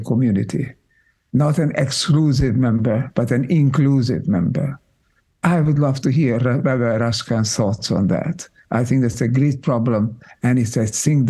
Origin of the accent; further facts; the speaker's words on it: Budapest, Hungary; moved away; I grew up in Hungary, in Budapest